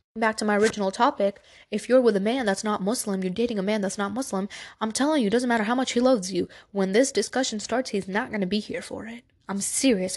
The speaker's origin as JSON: {"language": "English", "town": "New York City", "region": "New York", "country": "United States", "tie": "born or raised there", "said": "I was born in Brooklyn, New York, but my family is from Pakistan."}